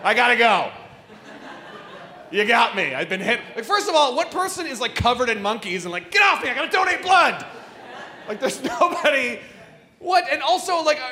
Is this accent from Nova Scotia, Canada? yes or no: no; Toronto, Ontario, Canada; I'm from Toronto.